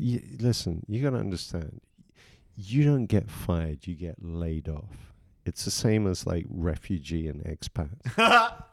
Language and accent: English; England, United Kingdom; moved away; I grew up in England